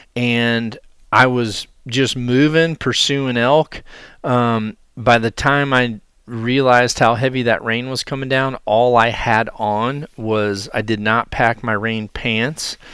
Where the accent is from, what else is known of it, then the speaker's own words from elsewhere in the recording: Iowa, United States; my home state of Iowa